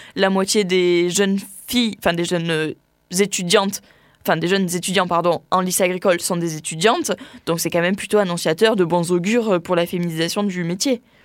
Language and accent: French; Tarn-et-Garonne, Occitania, France; moved away as an adult; also born or lived in Pyrénées-Atlantiques; Je suis originaire du Tarn-et-Garonne à la base, mais, mais je m'installe dans les Pyrénées-Atlantiques